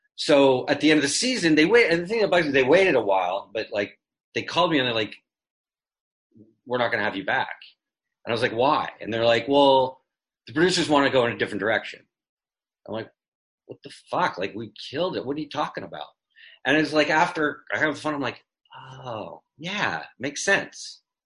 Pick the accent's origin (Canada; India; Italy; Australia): Canada; moved away; I grew up in in Canada in the '60s